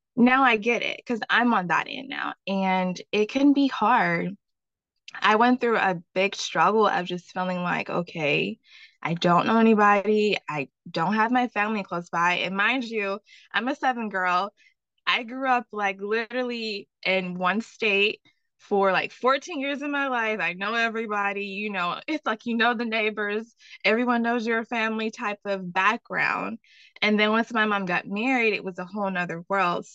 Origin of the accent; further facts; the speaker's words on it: the South, United States; I'm from the South